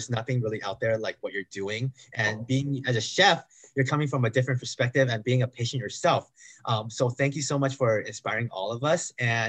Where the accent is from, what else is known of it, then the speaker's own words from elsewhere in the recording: California, United States; I grew up in America. I was born in California. So I grew up eating McDonald's, fast foods, frozen foods, popcorn chicken, pizza bites, lean cuisine.